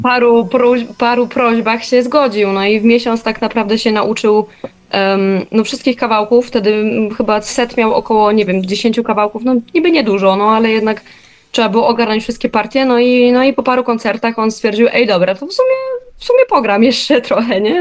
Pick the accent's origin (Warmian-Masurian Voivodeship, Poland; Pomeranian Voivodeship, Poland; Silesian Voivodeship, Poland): Silesian Voivodeship, Poland; now in Warsaw, Poland; jestem generalnie ze Śląska. Nie wiem, czy niektórzy mo może usłyszą, niektórzy nie